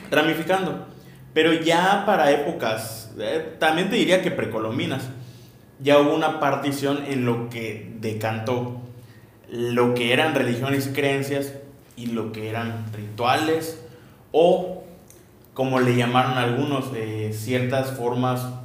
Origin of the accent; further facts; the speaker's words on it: southeast Mexico, Mexico; somos del sureste de México